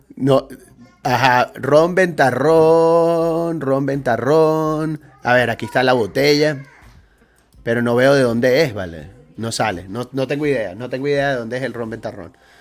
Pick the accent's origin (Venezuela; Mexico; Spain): Venezuela; moved away as an adult; Ya este año van a ser 16 años que salí yo de Venezuela